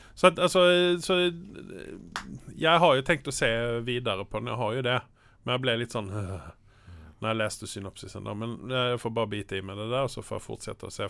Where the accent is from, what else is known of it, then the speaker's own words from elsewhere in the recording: Malmö, Skåne, Sweden; now in Norway; jeg er jo fra Malmö, der serien utspiller seg